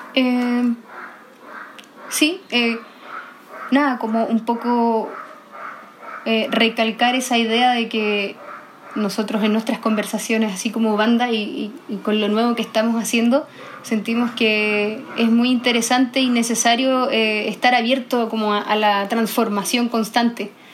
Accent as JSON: {"language": "Spanish", "town": "Iquique", "region": "Tarapacá", "country": "Chile", "tie": "born or raised there", "moved": "as an adult", "lives_now": "Santiago, Chile", "said": "yo soy del norte, tengo como esta, crecí en la cultura andina"}